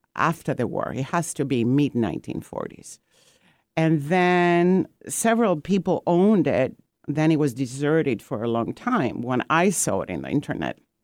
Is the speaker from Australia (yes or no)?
no; Greece; now in Seattle, United States; I am from Greece and my ancestors are from the island of Corfu. And um, I've been in um, Seattle in U.S. for about 45 years now